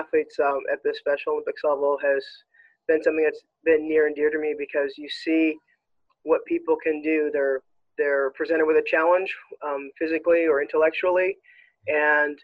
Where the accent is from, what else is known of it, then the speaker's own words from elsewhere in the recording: Regina, Saskatchewan, Canada; moved away as an adult; now in Edmonton, Canada; I was born and raised in Regina